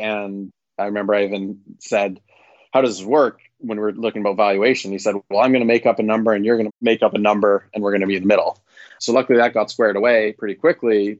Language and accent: English; Vancouver, British Columbia, Canada; moved away as an adult; now in California, United States; I'm originally from Vancouver, Canada